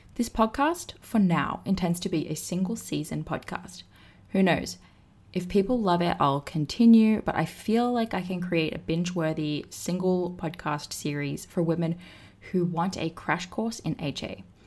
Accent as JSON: {"language": "English", "country": "Australia", "moved": "yes", "lives_now": "Austin, United States", "said": "I am from Australia, but I live in the States now"}